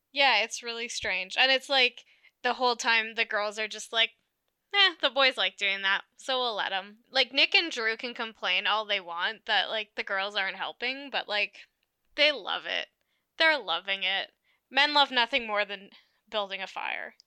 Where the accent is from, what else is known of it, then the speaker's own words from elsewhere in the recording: Alberta, Canada; we're from Alberta